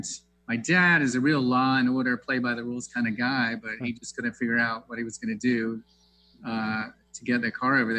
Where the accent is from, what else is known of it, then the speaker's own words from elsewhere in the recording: the South, United States; moved away as an adult; now in Seattle, United States; I grew up in the South and like I said in the bio, I made biscuits with my grandmother